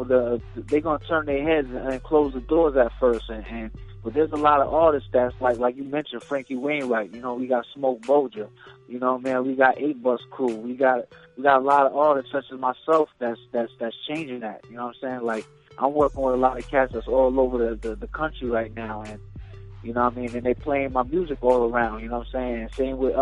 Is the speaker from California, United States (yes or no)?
no; Brooklyn, New York, United States; now in Boston, United States; I'm from Brooklyn, you know what I mean, by way of Boston. I've been out here in Boston putting in work for years now. So, I represent both cities.